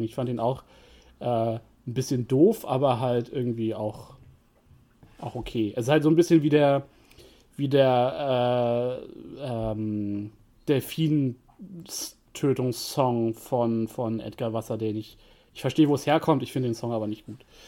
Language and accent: German; Germany; als Deutscher